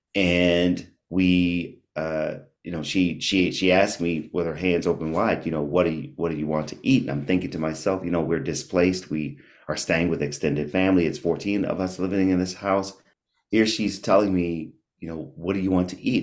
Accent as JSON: {"language": "English", "town": "Washington", "region": "District of Columbia", "country": "United States", "tie": "born or raised there", "also_born_or_lived": "Maryland", "said": "I grew up in Washington, D C, born and raised"}